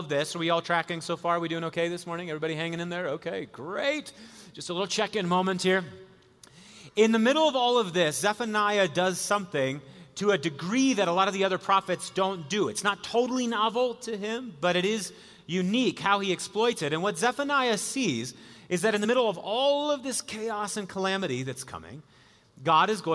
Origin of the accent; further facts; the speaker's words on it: Wisconsin, United States; I was a kid growing up in Wisconsin